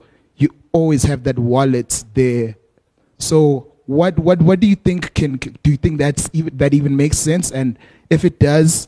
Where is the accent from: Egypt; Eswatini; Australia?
Eswatini; now in South Africa; I'm from Swaziland